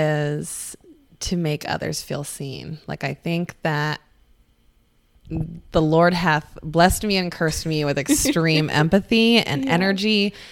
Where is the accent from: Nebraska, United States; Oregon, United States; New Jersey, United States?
Oregon, United States; now in Scottsdale, United States; in Scottsdale. I'm from Oregon, for goodness sakes.